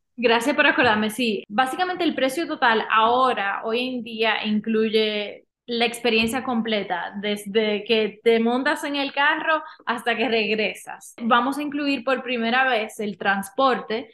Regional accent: Dominican Republic; moved away as an adult; also born or lived in Miami; now in Utah, United States; dominicana, nací allá, me crié allá y me mudé a los Estados Unidos para estudiar en Miami

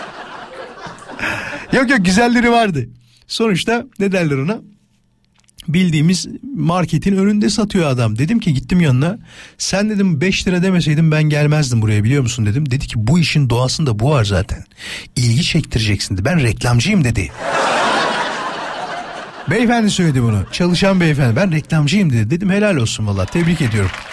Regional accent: İzmit, Kocaeli, Turkey; hemşeriyiz İzmitliyim ben

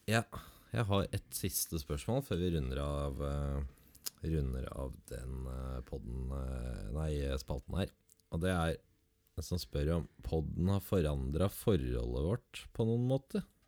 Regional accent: Southern Norway, Norway

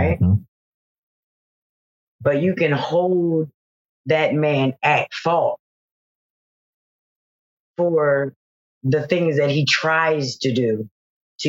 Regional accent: Philadelphia, Pennsylvania, United States; I'm from Philadelphia

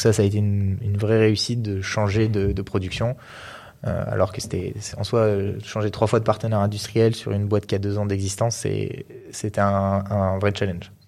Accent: Grenoble, Auvergne-Rhône-Alpes, France; on est grenoblois

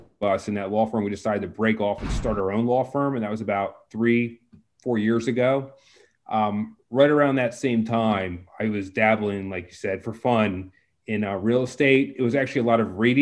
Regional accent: Maryland, United States; moved away as an adult; also born or lived in Baltimore, Maryland / Harrisburg, Pennsylvania; I'm from Maryland originally. I grew up there in the sticks

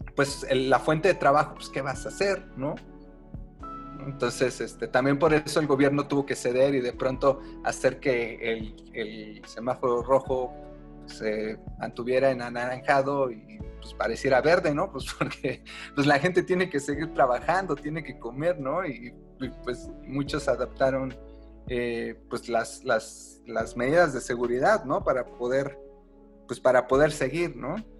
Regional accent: Mexico; nosotros como mexicanos

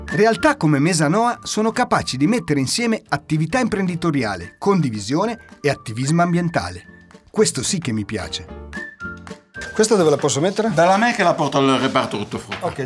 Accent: France; Italian is a second language; now in Sardinia, Italy; io sono francese.

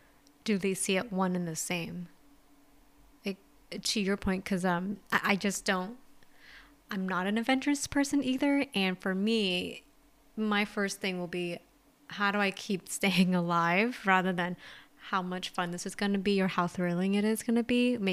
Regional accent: California, United States; I'm a Californian.

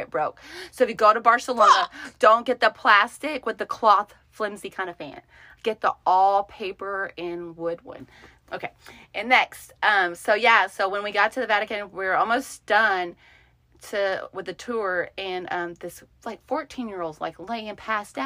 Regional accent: United States; I'm American

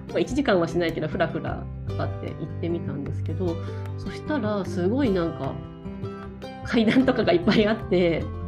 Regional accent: Kanagawa, Japan; moved away as an adult; also born or lived in Shikoku / Hokuriku / Chiba; now in Tokyo, Japan; もともとの出身は神奈川県なんですけど

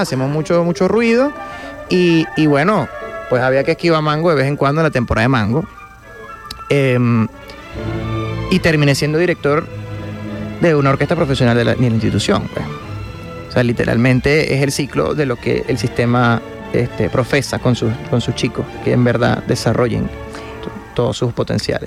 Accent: Guanare, Portuguesa, Venezuela; que somos guanareños son mi mamá, mi hermano y yo

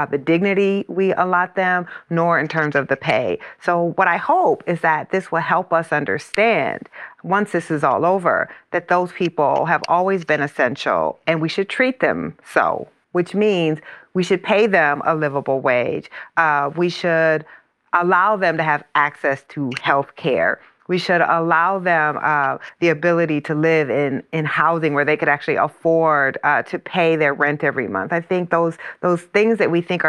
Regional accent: Iowa, United States; my hometown is in Iowa.

